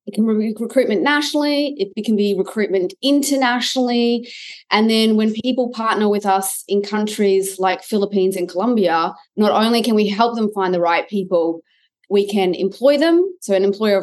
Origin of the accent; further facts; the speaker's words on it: Australia; I'm an Aussie